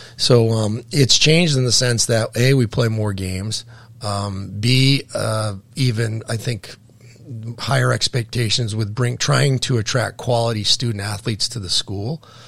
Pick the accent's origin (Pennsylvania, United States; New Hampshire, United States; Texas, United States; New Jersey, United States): New Hampshire, United States; Keene; I'm from the Keene area, the Monadnock region